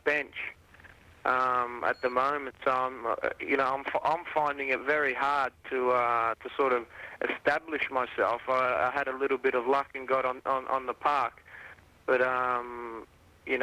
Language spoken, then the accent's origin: English; Australia; moved away as an adult; now in Italy; here they're calling me the Ital-Australian